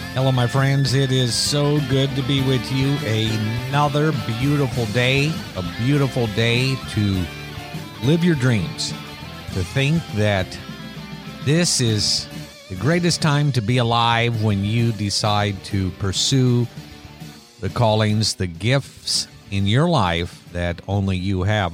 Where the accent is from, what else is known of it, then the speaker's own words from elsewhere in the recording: Iowa, United States; as children growing up in Iowa